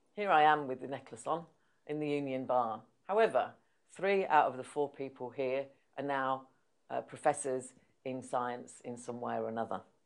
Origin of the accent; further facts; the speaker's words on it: Yorkshire and the Humber, United Kingdom; moved away as an adult; also born or lived in London; I was from Yorkshire